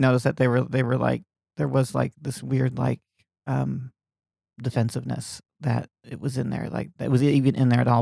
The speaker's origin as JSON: {"language": "English", "town": "Lakeland", "region": "Florida", "country": "United States", "tie": "born or raised there", "moved": "yes", "said": "When I was growing up in Lakeland, Florida"}